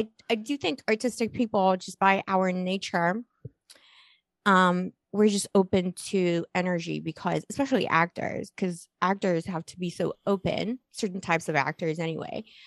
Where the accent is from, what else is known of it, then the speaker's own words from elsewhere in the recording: Las Cruces, New Mexico, United States; accent: New Mexico; also born or lived in Poland / Scotland; it's New Mexico because I I went to school in New Mexico, like my okay. formative high school like uh, Las Cruces, by the way, near White Sands.